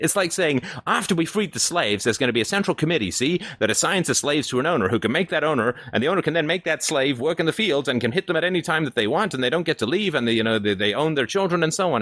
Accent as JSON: {"language": "English", "region": "England", "country": "United Kingdom", "tie": "born or raised there", "moved": "yes", "lives_now": "Canada", "said": "I grew up in England"}